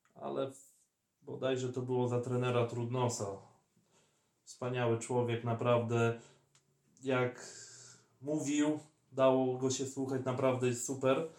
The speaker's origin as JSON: {"language": "Polish", "area": "villages around Bielsk Podlaski", "region": "Podlaskie Voivodeship", "country": "Poland", "said": "w turze byliśmy z okolicznych, że tak powiem, wsi"}